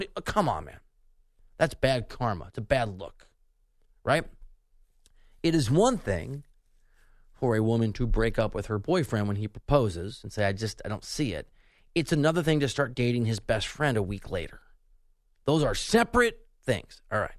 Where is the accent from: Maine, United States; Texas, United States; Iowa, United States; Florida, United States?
Iowa, United States; Dubuque; moved away; also born or lived in Kansas City; I'm from Dubuque, Iowa, which is the border of Wisconsin, Iowa.